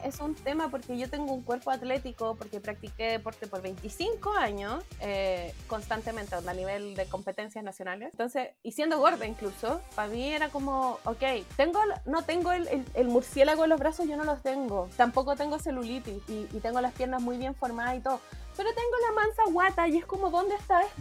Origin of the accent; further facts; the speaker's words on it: Talcahuano, Biobío, Chile; soy de Talcahuano